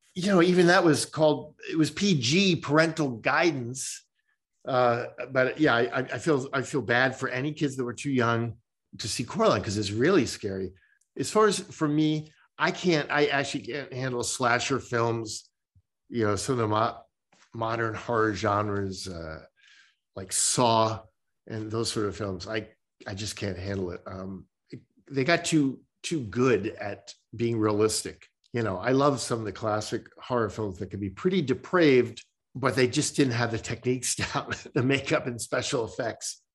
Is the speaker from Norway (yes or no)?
no; New Jersey, United States; moved away; I grew up in New Jersey